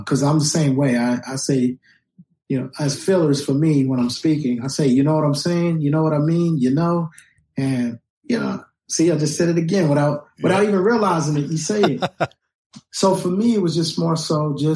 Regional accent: Los Angeles, California, United States; When I was a kid growing up in Los Angeles

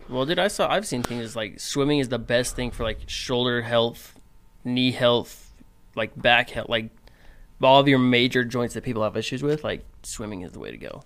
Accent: Cedar City, Utah, United States; moved away; growing up in Cedar

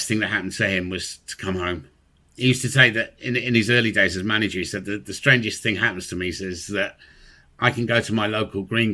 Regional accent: Watford, East of England, United Kingdom; I had the best nearly 30 years of my life involved in my hometown football club

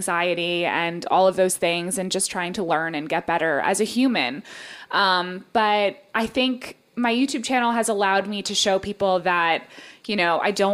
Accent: United States; I am American as it gets

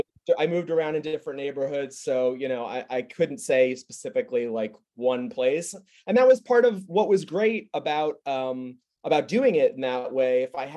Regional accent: New York, United States; also born or lived in Queens; you know, I'm a native New Yorker, but I was born in Queens, and I spent a good portion of my childhood on Long Island, and then, you know, my adult life in New York City proper.

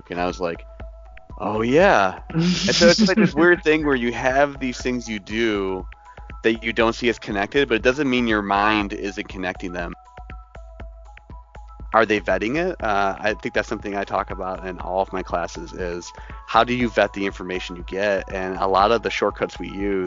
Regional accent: Rochester, New York, United States; also born or lived in Hilton, New York; I was born in Rochester, New York, actually. Oh. Inner city, right near the Rochester International Airport. I grew up in the 19th Ward.

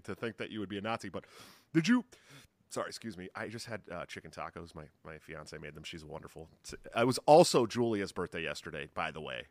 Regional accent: California, United States; now in Urbandale, United States; I'm from California where I'm just used to earthquakes.

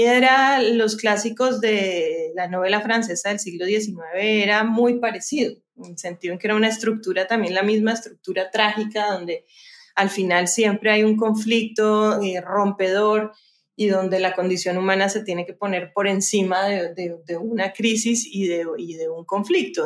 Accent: Cali, Valle del Cauca, Colombia; yo pues nací en Cali, y soy la menor de cuatro hermanas

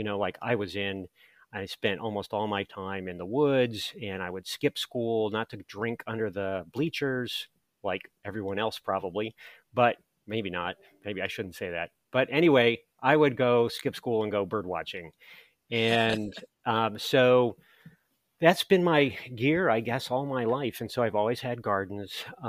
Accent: Hyattsville, Maryland, United States; I grew up in the area, I grew up in Hyattsville

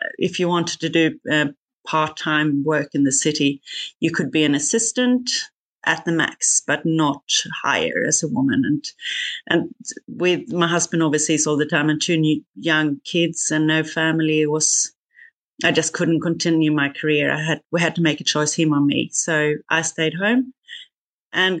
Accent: Sweden; moved away as an adult; also born or lived in Singapore; now in Australia; I'm not Australian from the beginning. I'm Swedish. Moved from Sweden to Singapore first in banking

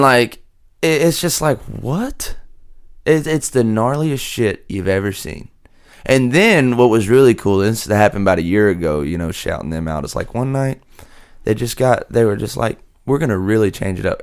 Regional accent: hometown hit by Hurricane Laura, Louisiana, United States; moved away as an adult; now in Nashville, United States; we had two hurricanes hit my hometown back to back

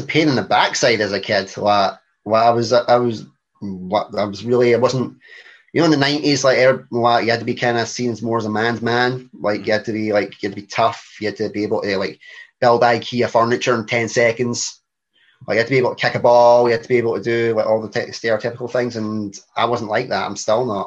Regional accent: Coatbridge, Scotland, United Kingdom; accent: Glaswegian; also born or lived in Airdrie; Born and bred in Scotland in my wee district, of Airdrie, then Coatbridge

